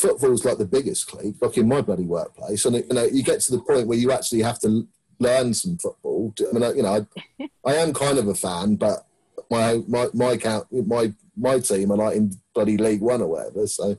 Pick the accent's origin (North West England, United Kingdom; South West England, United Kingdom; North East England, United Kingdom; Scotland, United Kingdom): South West England, United Kingdom; Plymouth; now in London, United Kingdom; I'm from Plymouth, basically.